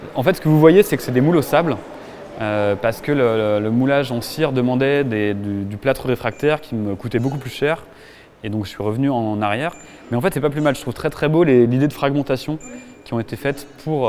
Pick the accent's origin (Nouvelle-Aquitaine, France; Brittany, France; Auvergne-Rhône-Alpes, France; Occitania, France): Auvergne-Rhône-Alpes, France; Annecy; now in Paris, France; je suis né du coup à Annecy en 87